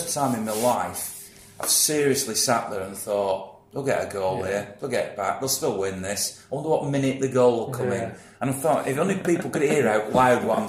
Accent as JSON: {"language": "English", "town": "Manchester", "region": "North West England", "country": "United Kingdom", "said": "a Mancunian City fan"}